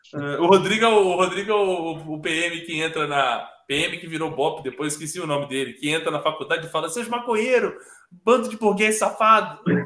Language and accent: Portuguese; Corumbá, Mato Grosso do Sul, Brazil; lá em Corumbá, na minha terra querida, lá na fronteira com a Bolívia